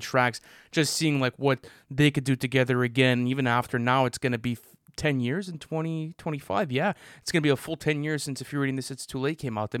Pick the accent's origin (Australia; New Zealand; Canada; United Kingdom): Canada; we're Canadian